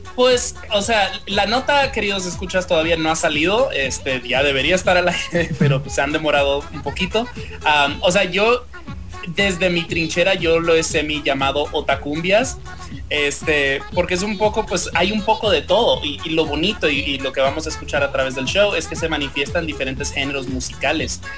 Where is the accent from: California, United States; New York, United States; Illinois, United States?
New York, United States; now in Mexico City, Mexico; soy de Nueva York, en Nueva York iba a la Comic